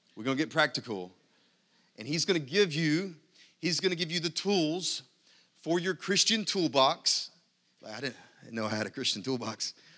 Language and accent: English; United States; I'm happy to be an American. I'm glad to be an American.